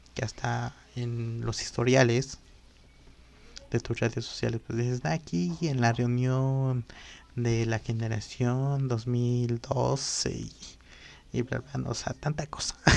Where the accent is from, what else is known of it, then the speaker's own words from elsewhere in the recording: Totolac, Tlaxcala, Mexico; also born or lived in Apizaco / San Gabriel Cuautla; en el lugar donde yo crecí, que es en Totlac